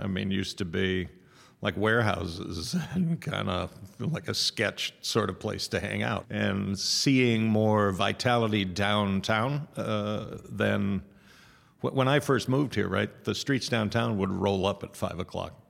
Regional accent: Seal Beach, California, United States; now in Sacramento, United States; I'm a native Californian. I was born in Long Beach. Um, grew up closer to Seal Beach than Long Beach

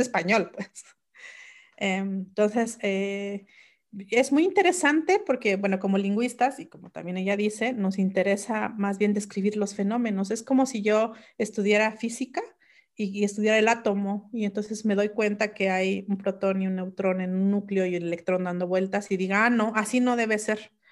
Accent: Mixe region, Oaxaca, Mexico; first language Mixe; Spanish is a second language; mi lengua materna el mije

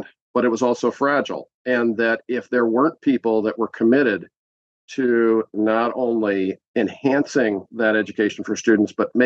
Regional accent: Los Angeles, California, United States; moved away; I grew up in Los Angeles

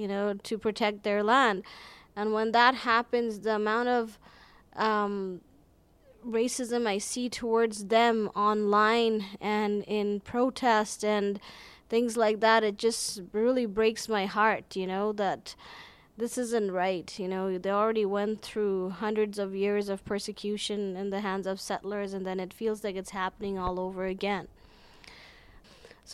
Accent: Calgary, Alberta, Canada; I'm from Calgary.

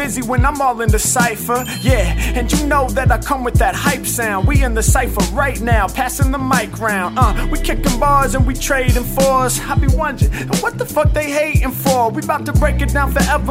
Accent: Los Angeles, California, United States; I'm from Los Angeles, California, USA.

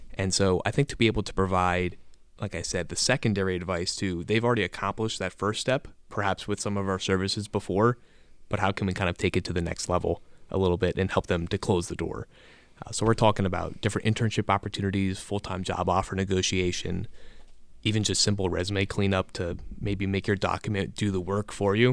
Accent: Reading, Pennsylvania, United States; Berks County, so outside Reading

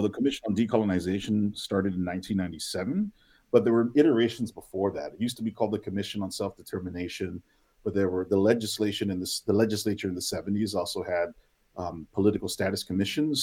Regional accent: Guam; the indigenous people, uh, my people were Chamorros, um, the Chamorro people

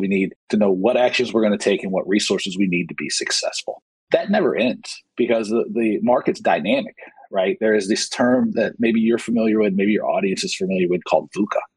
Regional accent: rural Georgia, United States; moved away; I grew up in the South in, in rural, rural Georgia.

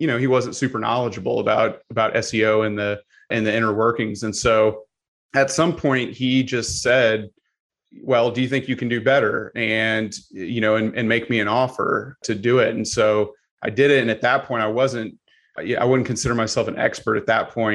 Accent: Missouri, United States; I am originally from Missouri

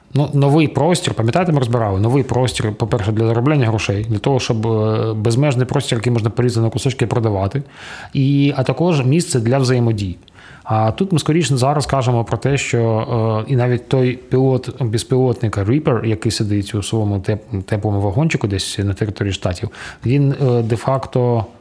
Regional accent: Chernihiv, Chernihiv Oblast, Ukraine; мого рідного міста Чернігів

